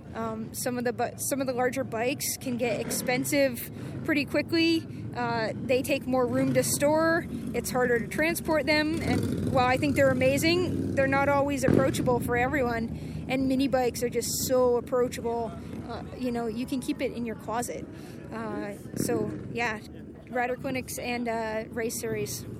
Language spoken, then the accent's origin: English; New England, United States; now in Southern California, United States; I'm from New England